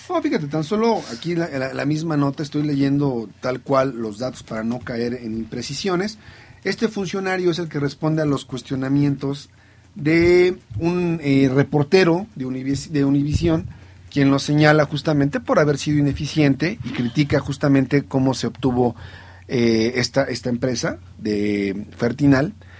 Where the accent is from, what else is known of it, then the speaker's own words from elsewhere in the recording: Mexico; somos los mexicanos